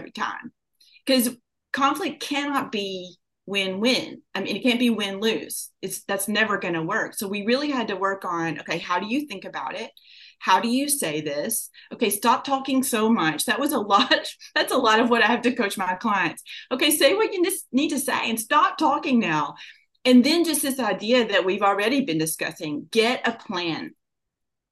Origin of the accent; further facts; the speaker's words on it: Kentucky, United States; I grew up in Kentucky